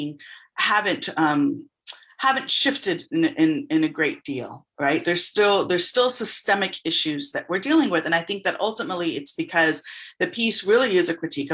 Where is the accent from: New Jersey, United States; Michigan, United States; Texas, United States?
Texas, United States; San Antonio; also born or lived in Austin, Texas / Dallas, Texas / New York; I was raised in San Antonio, and I'm currently living in Austin again